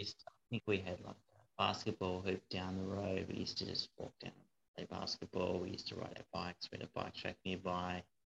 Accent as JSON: {"language": "English", "town": "Hobart", "region": "Tasmania", "country": "Australia", "tie": "born or raised there", "also_born_or_lived": "Brisbane / North Queensland", "said": "I grew up in Hobart"}